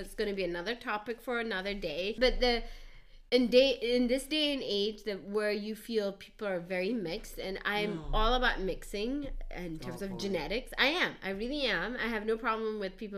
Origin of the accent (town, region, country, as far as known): Ethiopia; now in United States